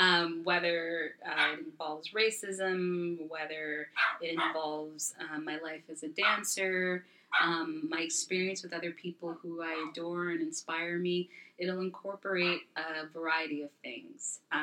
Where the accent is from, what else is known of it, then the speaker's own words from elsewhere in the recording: Brooklyn, New York, United States; born there; Also, I was born in Brooklyn, even though I've been raised in other countries. I always come back to Brooklyn.